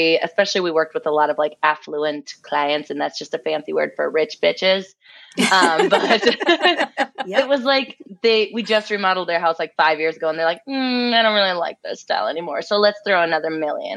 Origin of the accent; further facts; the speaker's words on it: Minnesota, United States; also born or lived in Russia; raised here almost my whole life